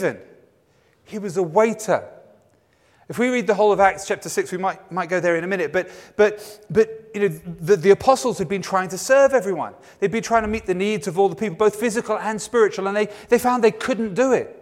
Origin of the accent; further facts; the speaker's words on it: England, United Kingdom; my sensibilities as an Englishman